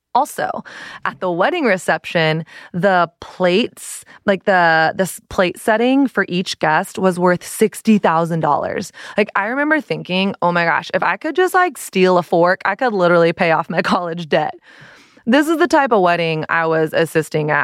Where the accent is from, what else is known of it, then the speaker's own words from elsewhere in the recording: Dallas, Texas, United States; moved away as an adult; also born or lived in San Diego / Brooklyn; now in New York, United States; I grew up in Dallas, went to college in Dallas, my college was twenty minutes from home.